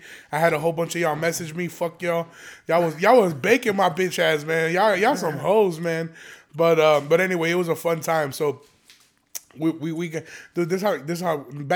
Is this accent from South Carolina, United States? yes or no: no; Aurora, Illinois, United States; growing up in Aurora